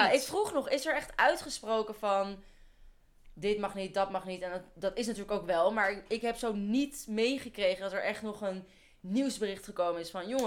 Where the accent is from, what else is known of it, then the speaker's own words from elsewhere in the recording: Netherlands; wij zijn Nederlanders